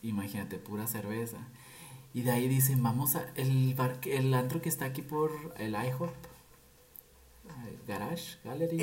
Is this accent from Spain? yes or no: no; Nogales, Sonora, Mexico; moved away as an adult; now in Guadalajara, Mexico; soy de Nogales, perdón. No fui, soy. Pero toda mi vida estuve aquí, o sea, aquí estudié, aquí empecé a trabajar, aquí nací.